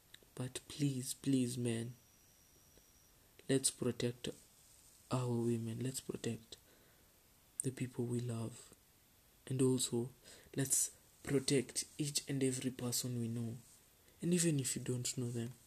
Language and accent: English; Kenya; as a Kenyan